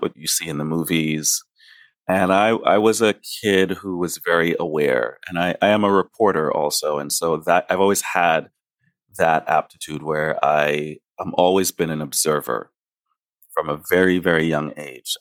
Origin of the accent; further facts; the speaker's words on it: New York City, New York, United States; also born or lived in Grenada; now in San Francisco, United States; I was raised the first decade of my life, I was in Grenada. And my mother and I moved to Brooklyn. I grew up in East Flatbush